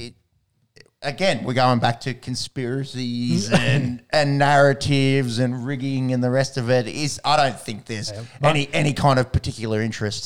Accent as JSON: {"language": "English", "country": "Australia", "said": "As Australian fans"}